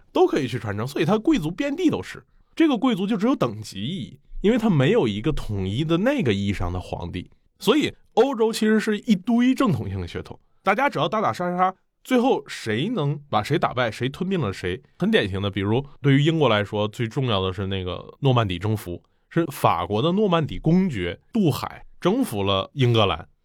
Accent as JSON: {"language": "Chinese", "country": "China", "said": "我们中国人"}